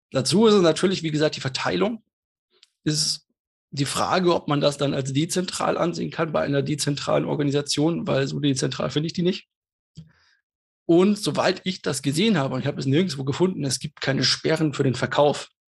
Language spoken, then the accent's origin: German; Munich, Bavaria, Germany; born there; Ich bin ja in München geboren, wir haben hier nicht so viel Wasser und nicht so viel Wellengang